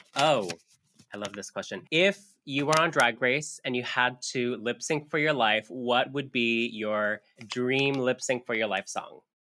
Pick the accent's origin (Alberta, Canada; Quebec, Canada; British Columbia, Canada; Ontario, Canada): Ontario, Canada; Kitchener; Kitchener, my hometown in Ontario